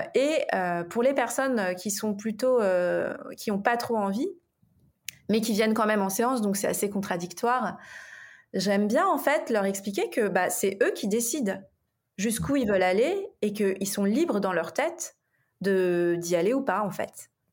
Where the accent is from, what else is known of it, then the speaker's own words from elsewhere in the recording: Paris, Île-de-France, France; je suis une Parisienne